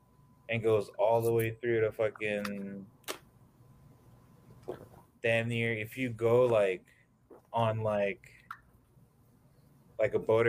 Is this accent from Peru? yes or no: no; Jamaica; moved away; also born or lived in Miami; I'm from Jamaica.